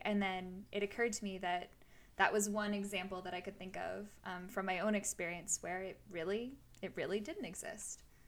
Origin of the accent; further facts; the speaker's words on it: United States; as an American